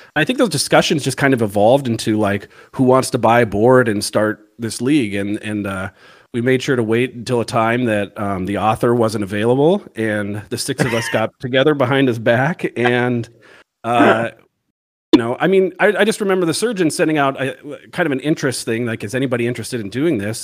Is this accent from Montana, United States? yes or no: yes; Missoula, Montana, United States; moved away as an adult; now in Virginia, United States; I'm originally from, uh, Montana, Missoula, Montana